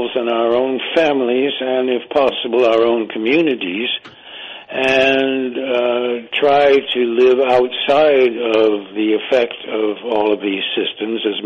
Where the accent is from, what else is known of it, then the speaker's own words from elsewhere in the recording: Ithaca, New York, United States; also born or lived in England; now in South Carolina, United States; Ithaca, New York, where I was born